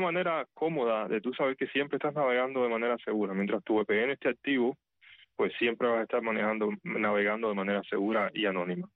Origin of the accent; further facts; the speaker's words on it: Havana, La Habana, Cuba; moved away as an adult; also born or lived in Santiago de Cuba; now in United States; Yo soy de crecido y nacido en La Habana, aunque mi papá es de Santiago de Cuba